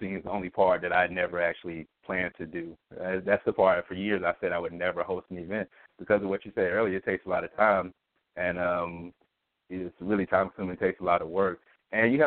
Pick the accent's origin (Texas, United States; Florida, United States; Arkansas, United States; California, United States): Arkansas, United States; Pine Bluff; moved away as an adult; also born or lived in Georgia / Washington, D.C.; now in Philadelphia, United States; I'm originally from Pine Bluff, Arkansas. I was born and raised there.